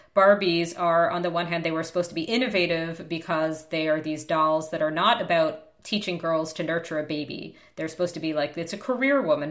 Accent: United States; I'm American

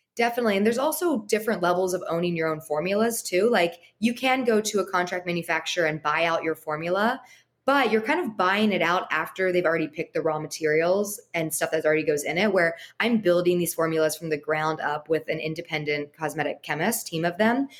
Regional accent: Los Angeles, California, United States; growing up in Los Angeles and going to USC

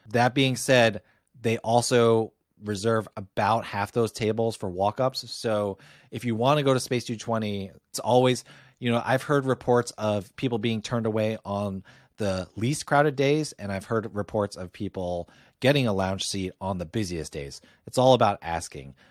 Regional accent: Northeast, United States; for me, a Yankee, not a Yankee fan, but a Yankee from the Northeast

